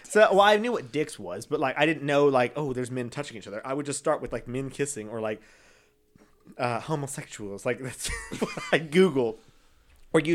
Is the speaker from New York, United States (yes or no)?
no; Texas, United States; I'm from Texas and born and raised Texas.